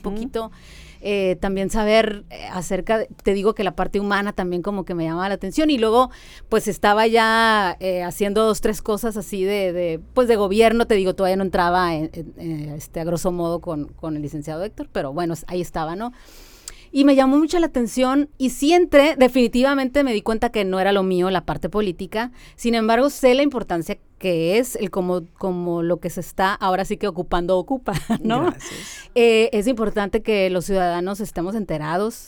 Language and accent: Spanish; Mexicali, Baja California, Mexico; nací aquí en Mexicali